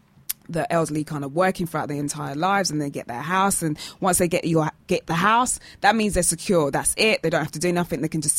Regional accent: United Kingdom; Stiff upper lip because we're British

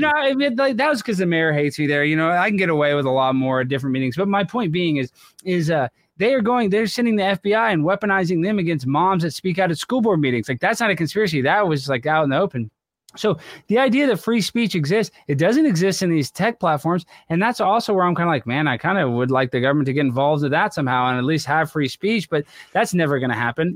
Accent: Texas, United States; I grew up in Texas

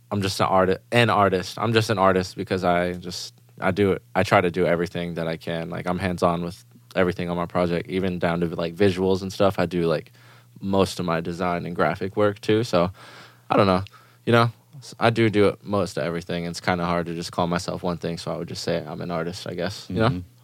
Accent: Germany; English is a second language; And growing up in Germany, dance music is like the number one thing there.

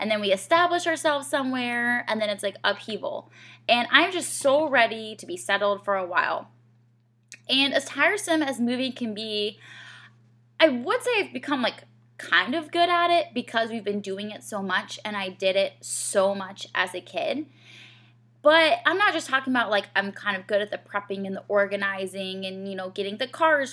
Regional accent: Georgia, United States; moved away as an adult; also born or lived in Rochester, Minnesota / Asheville, North Carolina; now in Greenville, United States; I'm from Georgia

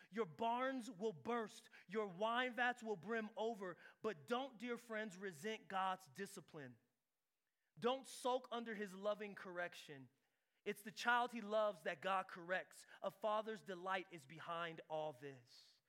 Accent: San Diego, California, United States; I'm from San Diego

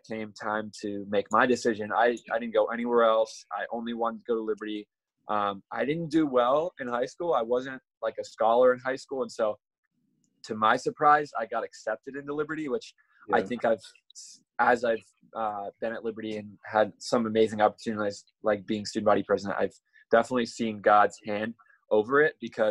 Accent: Mechanicsburg, Pennsylvania, United States; We live right outside of Harrisburg, which is the capital, so in Mechanicsburg.

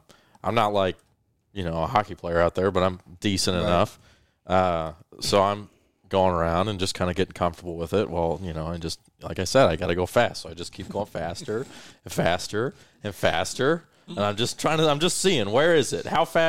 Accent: Colorado, United States; Yeah, well, so when I grew up in Colorado, there's like you would have the ice hockey.

